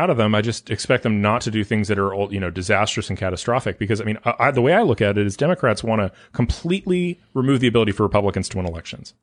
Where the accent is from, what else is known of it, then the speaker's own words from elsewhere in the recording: California, United States; moved away; I'm from California